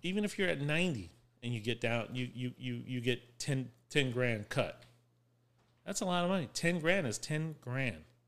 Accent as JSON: {"language": "English", "town": "West Palm Beach", "region": "Florida", "country": "United States", "said": "I'm from West Palm Beach."}